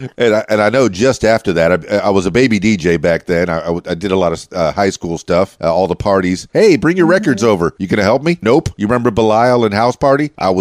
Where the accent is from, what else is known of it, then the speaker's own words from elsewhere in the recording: Miami, Florida, United States; also born or lived in Fort Lauderdale; I'm born and raised in Miami, the Florida Keys. … that's where that came from.